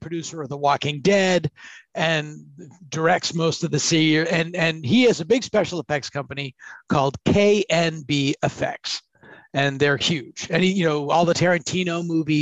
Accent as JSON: {"language": "English", "town": "Boston", "region": "Massachusetts", "country": "United States", "moved": "yes", "said": "I'm from Boston"}